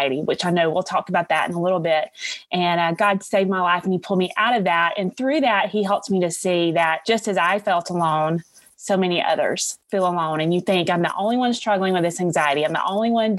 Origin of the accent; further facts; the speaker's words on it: Alabama, United States; accent: Southern; I am from Alabama